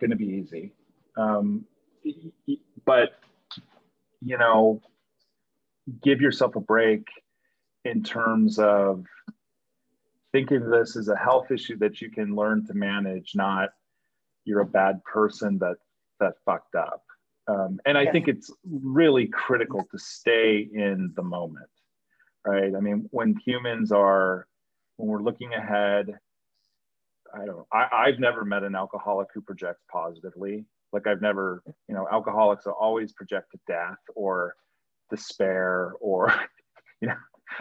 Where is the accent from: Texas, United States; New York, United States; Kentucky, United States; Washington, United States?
New York, United States; I'm a New Yorker